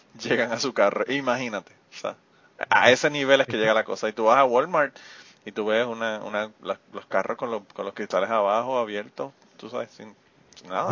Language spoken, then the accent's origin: Spanish; Utuado, Puerto Rico; estamos tan orgullosos de ser utuaños